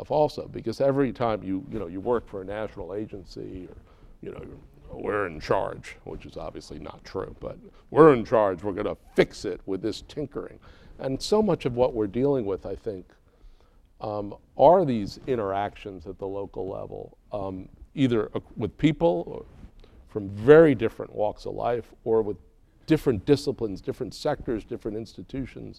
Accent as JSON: {"language": "English", "town": "New York City", "region": "New York", "country": "United States", "tie": "born or raised there", "moved": "yes", "said": "I'm from Brooklyn, so you know, I mean it's not a very compassion is not the word I would use growing up in Brooklyn."}